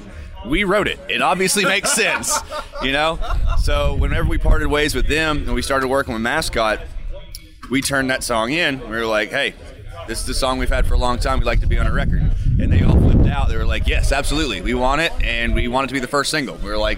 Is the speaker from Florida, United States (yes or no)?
yes; South Florida, United States; now in Kentucky, United States; I'm actually originally from South Florida.